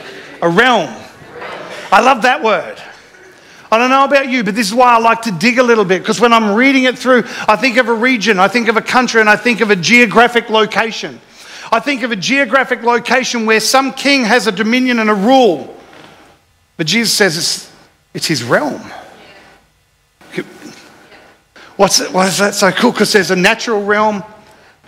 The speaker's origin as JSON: {"language": "English", "town": "Jimboomba", "region": "Queensland", "country": "Australia", "tie": "born or raised there", "said": "when we grew up in Jimboom"}